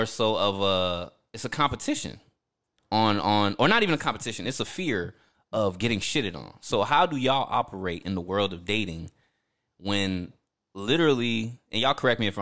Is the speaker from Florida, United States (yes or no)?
yes; Orlando, Florida, United States; I've grown up in Florida